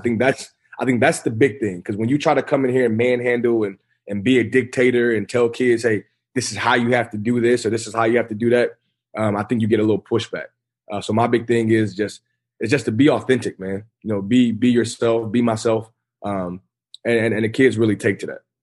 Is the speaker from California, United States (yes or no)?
no; Kirkwood, Missouri, United States; I'm back at home in my hometown. Uh, I'm coaching the high school I went to.